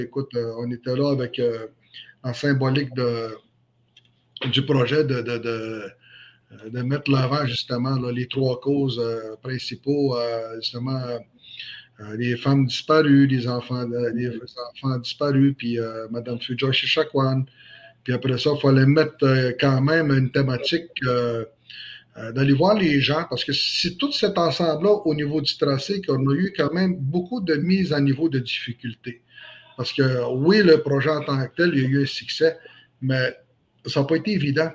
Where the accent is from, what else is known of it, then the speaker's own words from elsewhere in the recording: Manawan, Quebec, Canada; now in La Tuque, Canada; je suis natif de la, communauté Atikamekw de Manouane. Je suis né à Manouane, mais je réside actuellement ici à la TUC